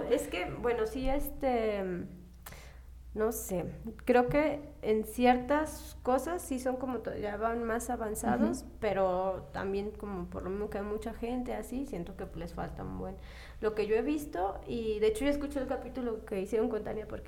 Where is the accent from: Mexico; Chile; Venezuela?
Mexico; now in France